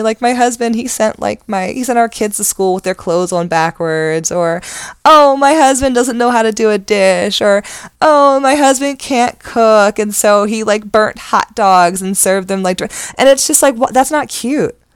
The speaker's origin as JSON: {"language": "English", "town": "Randallstown", "region": "Maryland", "country": "United States", "tie": "born or raised there", "said": "I grew up in Randallstown."}